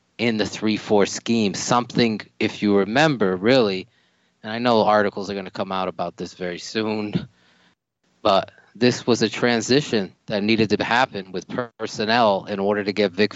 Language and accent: English; Meriden, Connecticut, United States; a guy from my hometown, Jonathan Jenkins, from Meriden, Connecticut